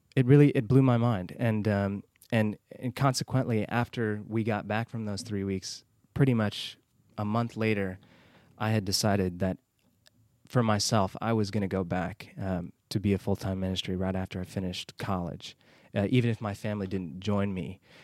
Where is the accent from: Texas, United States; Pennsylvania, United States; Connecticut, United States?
Texas, United States; Houston; moved away as an adult; now in Lebanon; I was born and raised in Houston, Texas